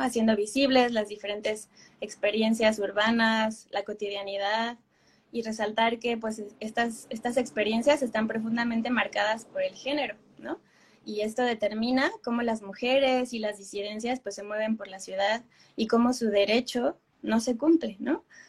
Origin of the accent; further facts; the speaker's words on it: Querétaro, Mexico; mi ciudad natal, que es Querétaro